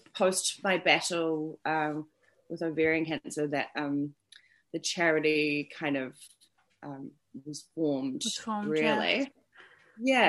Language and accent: English; Auckland, New Zealand; I'm from Auckland, New Zealand